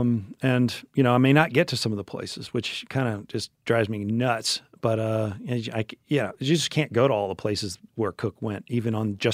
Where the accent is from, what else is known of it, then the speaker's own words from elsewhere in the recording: Memphis, Tennessee, United States; because I am from Memphis and, we consider ourselves the barbecue capital of the world